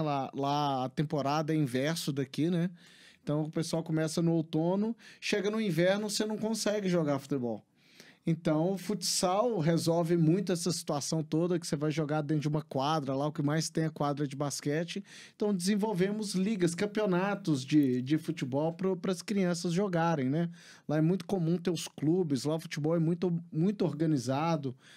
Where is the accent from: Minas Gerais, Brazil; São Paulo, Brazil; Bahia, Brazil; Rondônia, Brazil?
Minas Gerais, Brazil; Belo Horizonte; moved away as an adult; also born or lived in United States / England; eu sou de Belo Horizonte, nascido e criado aqui